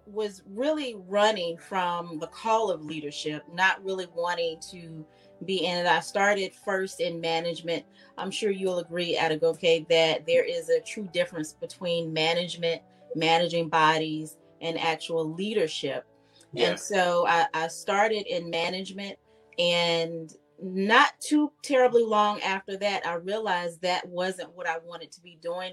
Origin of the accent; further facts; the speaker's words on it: Fayetteville, North Carolina, United States; also born or lived in Charlotte, North Carolina; now in Richmond, United States; I am from Fayetteville, North Carolina